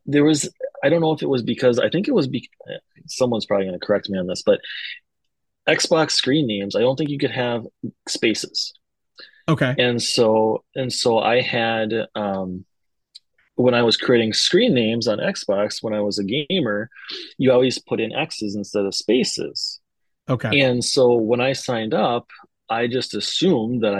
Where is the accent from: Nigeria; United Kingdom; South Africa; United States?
United States; Minnesota; if we're from Minnesota